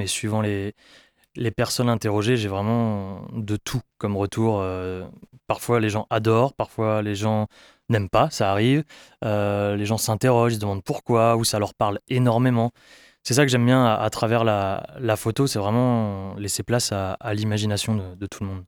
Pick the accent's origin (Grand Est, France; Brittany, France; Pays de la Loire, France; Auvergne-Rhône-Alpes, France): Brittany, France; je viens de Bretagne